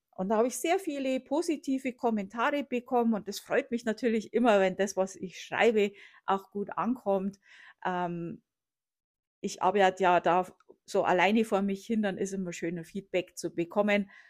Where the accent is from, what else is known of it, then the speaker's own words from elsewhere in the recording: Bavaria, Germany; wenn mich jemand gefragt hat, wo ich herkomme, habe ich gesagt, ich komme aus Bayern. Äh, habe das dann irgendwann auf Deutschland geändert